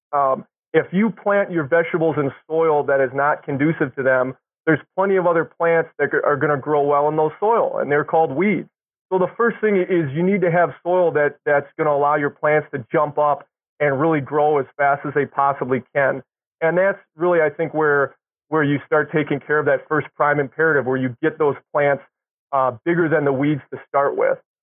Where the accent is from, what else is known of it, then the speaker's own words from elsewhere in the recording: Milwaukee, Wisconsin, United States; I grew up in Milwaukee